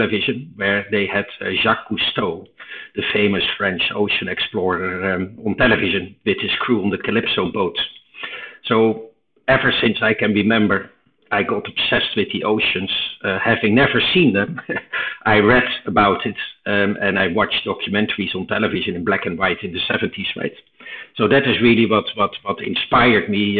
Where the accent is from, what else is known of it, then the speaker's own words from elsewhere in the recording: eastern Netherlands, Netherlands; English is a second language; moved away as an adult; also born or lived in United States; I was born in Holland in the 60s, and I grew up in a very quiet Robin Hood type of place in the east of Holland